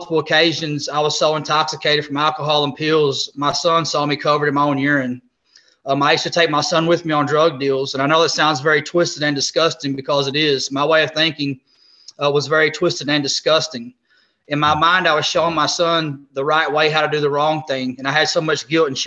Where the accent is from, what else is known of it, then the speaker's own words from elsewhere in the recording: Southeast Missouri, United States; moved away as an adult; now in Jacksonville, United States; originally I'm from Southeast Missouri. I now reside here in Jacksonville, North Carolina with my wife.